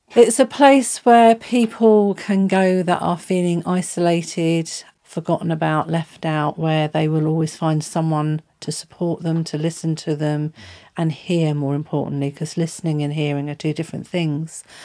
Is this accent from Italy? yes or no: no; Southampton area, near Whiteley/Fareham, South East England, United Kingdom; I come from Southampton area, just outside of Whitney, actually, just the other side of Fareham.